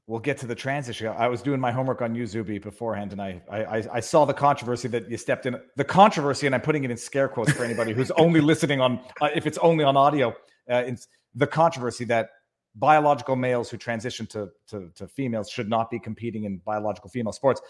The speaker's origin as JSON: {"language": "English", "town": "Montreal", "region": "Quebec", "country": "Canada", "tie": "born or raised there", "said": "born and raised in Montreal"}